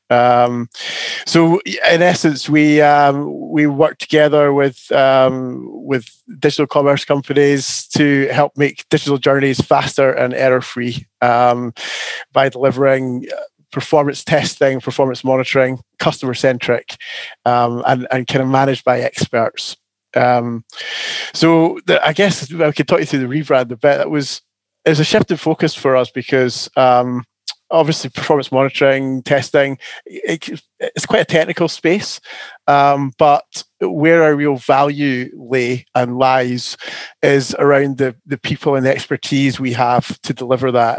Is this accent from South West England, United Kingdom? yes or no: no; Scotland, United Kingdom; now in Canterbury, United Kingdom; As a Scotsman